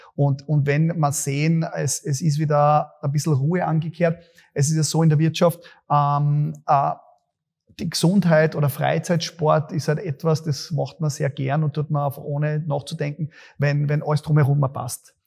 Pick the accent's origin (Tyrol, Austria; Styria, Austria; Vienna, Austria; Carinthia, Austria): Styria, Austria; Graz; Bei uns in Graz